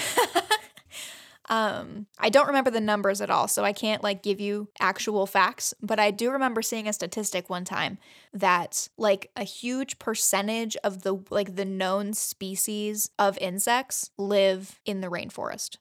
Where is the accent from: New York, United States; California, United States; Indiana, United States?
Indiana, United States; Fort Wayne; I was born in Fort Wayne